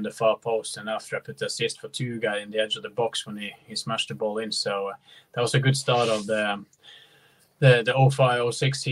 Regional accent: on the border to Russia, Troms og Finnmark, Norway; moved away; also born or lived in Blackburn, England; Tromsø is not my hometown. I'm actually 800 kilometers further northeast in Norway, always on the border to Russia. So I'm from a very small place

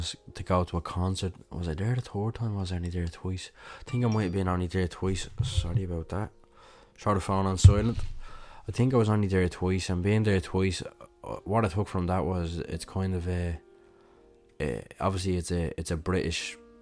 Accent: Dublin, Leinster, Ireland; I'm from Dublin

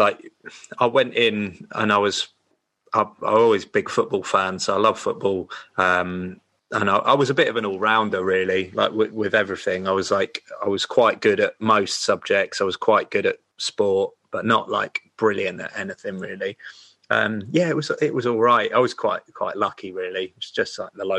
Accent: Sussex, South East England, United Kingdom; I was from Sussex.

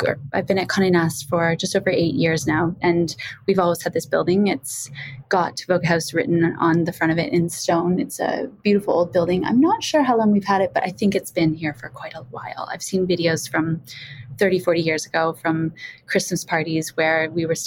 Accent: a small town in Ontario, Canada; I'm Canadian, which is why I don't sound like I'm from the UK. I grew up in a small town in Ontario

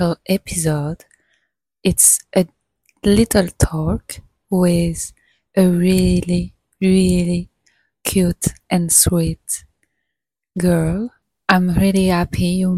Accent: Mexico City, Mexico; moved away; I was born in Mexico City. Born and raised there

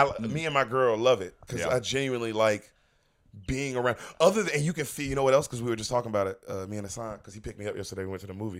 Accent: Memphis, Tennessee, United States; also born or lived in Los Angeles; now in Austin, United States; I'm from Memphis, Tennessee.

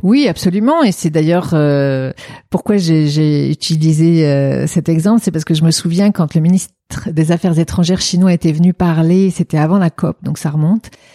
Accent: France; moved away; also born or lived in China; en tant que française

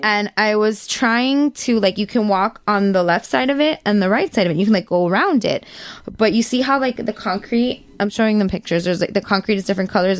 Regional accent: United States; we're from the United States

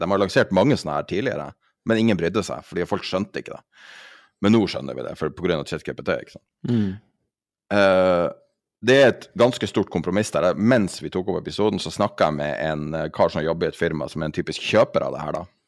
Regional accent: Norway; som nordmann

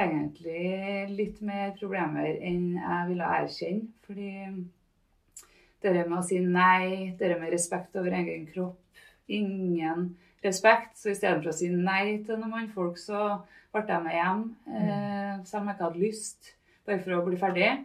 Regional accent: Trondheim, Trøndelag, Norway; also born or lived in Namsos; vokste opp på Byåsen. Nedre Byåsen, ja, oppafor trikken på Bredablikk

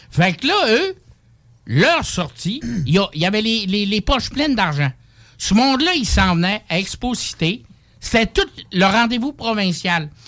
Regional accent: Saguenay, Quebec, Canada; moved away; also born or lived in Montreal; je viens du Saguenay, j'étais à Montréal, j'étais partout un peu.

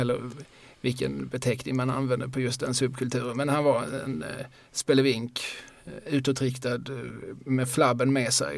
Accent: Eslöv, Skåne, Sweden; also born or lived in Lund; now in Malmö, Sweden; jag är född i Lund, uppvuxen i Eslöv och bor sedan eh, förra millenniet mm. i Malmö

